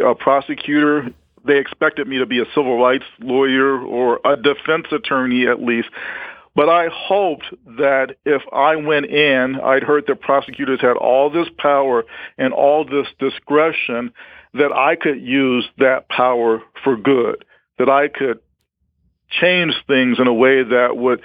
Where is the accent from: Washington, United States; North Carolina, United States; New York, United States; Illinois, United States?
Illinois, United States; Chicago; I grew up in Chicago, a young Black man